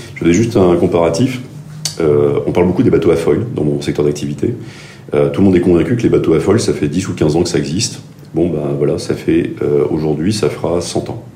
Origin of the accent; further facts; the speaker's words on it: Gabon; moved away; j'ai grandi au Gabon